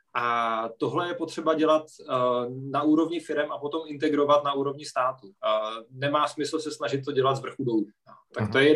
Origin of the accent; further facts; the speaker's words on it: Czechia; my jako Češi